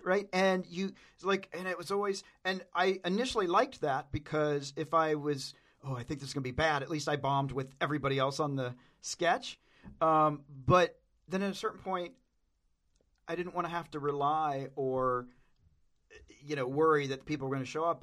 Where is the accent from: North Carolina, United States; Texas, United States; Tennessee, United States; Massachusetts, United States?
Tennessee, United States; I'm from Tennessee